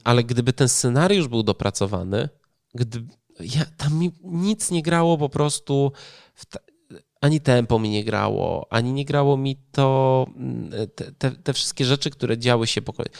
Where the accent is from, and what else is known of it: Poland; born or raised there